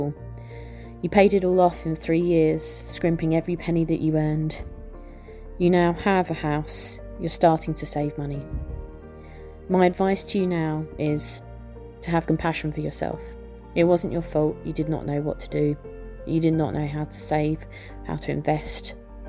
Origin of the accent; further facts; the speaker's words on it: Norwich, East of England, United Kingdom; I'm from Norwich in England, the UK.